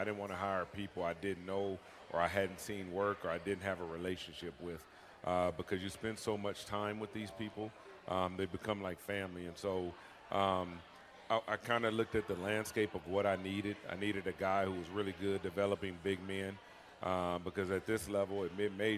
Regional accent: Texas, United States; moved away; I'm from Texas

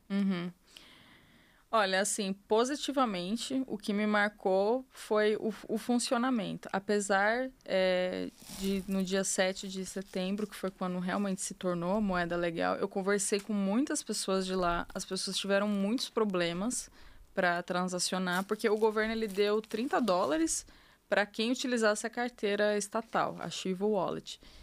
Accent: Brazil; eu sou brasileira

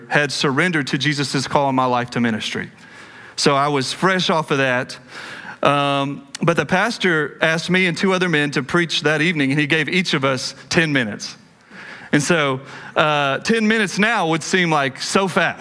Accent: Cleburne, Texas, United States; born or raised there

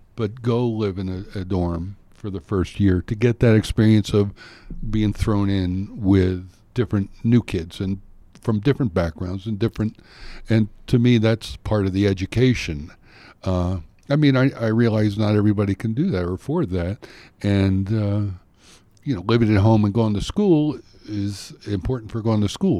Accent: Pennsylvania, United States; now in Utah, United States; I grew up in Pennsylvania where there's hundreds of choices of schools

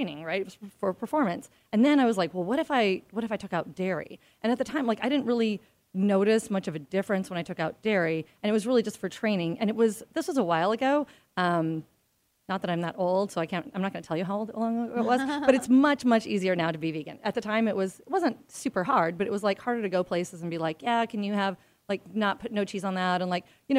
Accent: Midwest, United States; I grew up in the Midwest

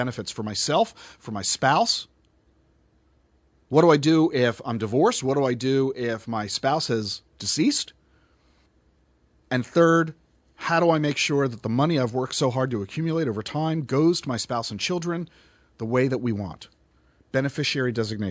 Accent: New Jersey, United States; moved away; I'm from South Jersey, not North Jersey

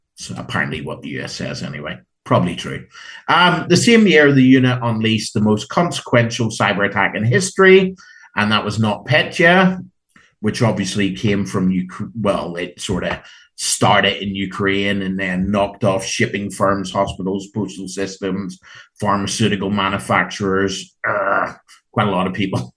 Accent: Ireland; Being Irish

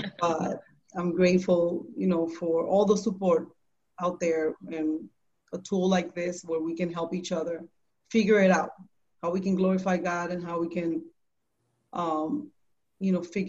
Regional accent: Puerto Rico; now in New York City, United States; So I found Him in New York City, in Manhattan. I came from Puerto Rico in the year 1990

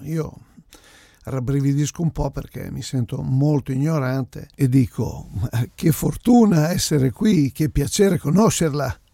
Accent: Italy; Vengo dall'Italia

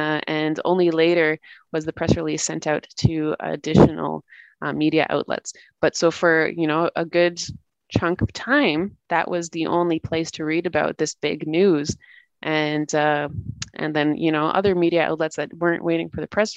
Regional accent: Canada; moved away as an adult; now in Latvia; I'm originally born and raised in Canada, and I've been living in Latvia for the past

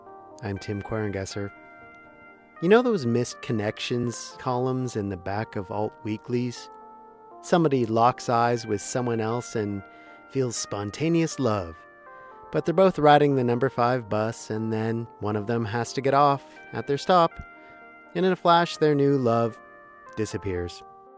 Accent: Edmonton, Alberta, Canada; my hometown, Edmonton, in a community called Central MacDougall

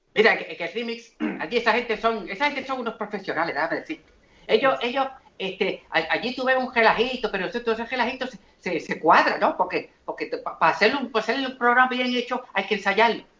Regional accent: Santo Domingo, Distrito Nacional, Dominican Republic; also born or lived in Trinidad; now in Puerto Rico; yo vengo de Trinidad este, eh, nací allá, eh, criado en Santo Domingo, y, después brinqué el charco para Puerto Rico

